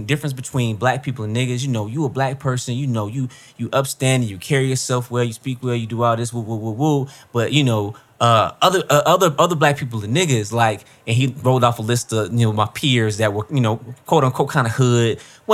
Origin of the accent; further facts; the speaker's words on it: Columbus, Mississippi, United States; moved away; I'm from Mississippi, right? I'm from Columbus, Mississippi.